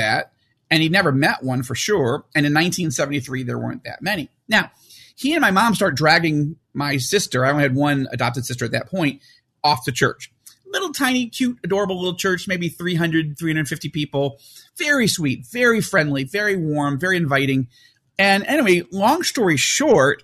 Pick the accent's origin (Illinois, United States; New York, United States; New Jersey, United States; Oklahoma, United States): New York, United States; Fairport; moved away as an adult; also born or lived in Syracuse, New York; now in Israel; I was born in Syracuse, New York, but my parents moved to a very little tiny village just outside of Rochester, New York